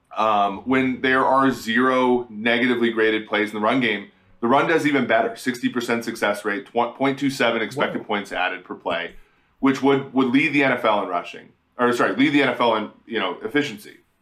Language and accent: English; Minnesota, United States; when I was young and I, I was growing up in Minnesota